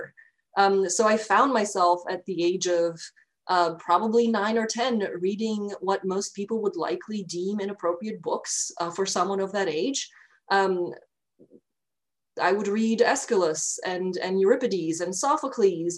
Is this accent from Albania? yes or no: yes; Albania; So I grew up in Albania, which at the time was very much a developing country